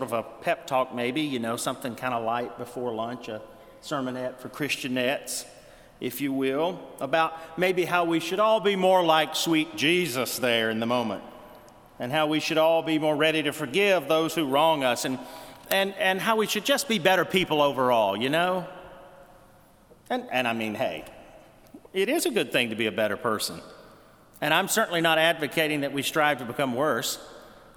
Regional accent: Lower Alabama, United States; my hometown in Lower Alabama

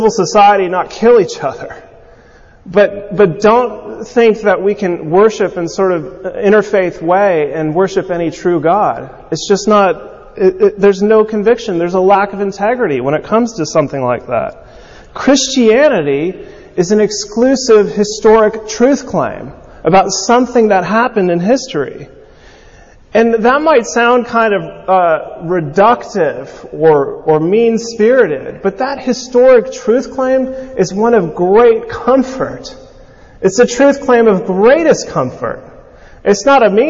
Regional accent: California, United States; growing up in California

